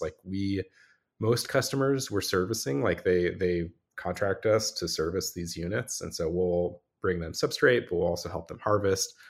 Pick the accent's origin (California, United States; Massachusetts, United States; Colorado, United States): California, United States; Los Angeles; moved away as an adult; also born or lived in Vermont; I grew up in California, in Los Angeles